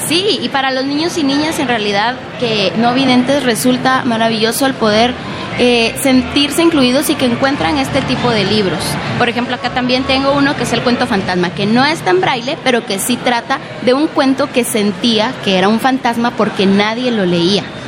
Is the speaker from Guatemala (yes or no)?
yes; Guatemala; yo soy de Guatemala